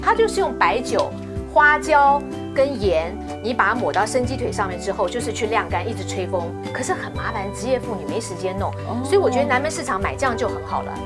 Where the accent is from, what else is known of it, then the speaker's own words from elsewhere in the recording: Shandong, China; 我们山东人